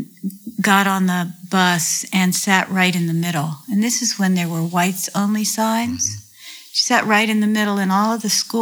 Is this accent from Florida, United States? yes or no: no; Jackson, Mississippi, United States; moved away; also born or lived in Rapid City, South Dakota; I grew up really in Jackson, Mississippi during the early